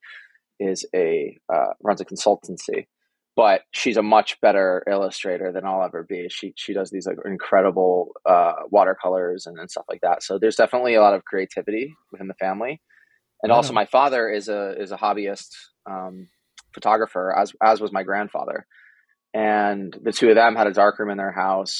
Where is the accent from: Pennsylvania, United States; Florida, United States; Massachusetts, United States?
Massachusetts, United States; Needham; moved away as an adult; now in Brooklyn, United States; I grew up in Boston, or a town called Needham, Massachusetts